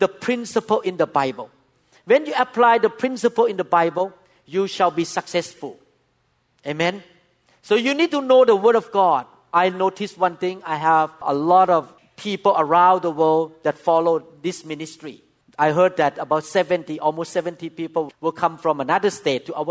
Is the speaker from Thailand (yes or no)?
yes; Thailand; English is a second language; moved away as an adult; now in United States; I'm a Thai doctor